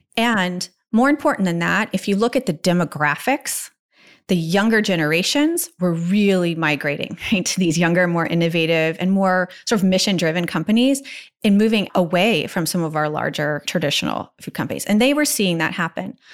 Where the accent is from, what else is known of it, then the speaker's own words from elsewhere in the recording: Virginia Beach, Virginia, United States; growing up in Virginia Beach